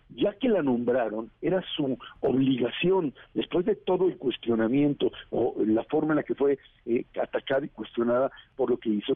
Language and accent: Spanish; Mexico; como sociedad mexicana